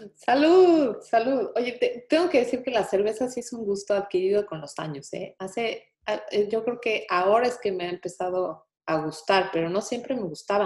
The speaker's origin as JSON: {"language": "Spanish", "region": "Mexico City", "country": "Mexico", "moved": "yes", "lives_now": "Houston, United States", "said": "Yo como buena chilanga"}